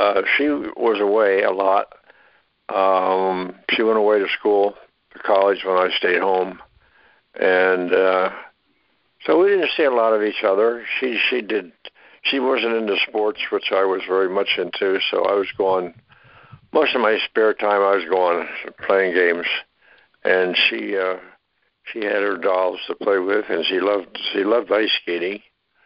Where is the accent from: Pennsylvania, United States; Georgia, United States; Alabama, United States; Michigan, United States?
Pennsylvania, United States; Philadelphia; moved away; also born or lived in Upper Darby, Pennsylvania / Florida; I was born in Philadelphia, Pennsylvania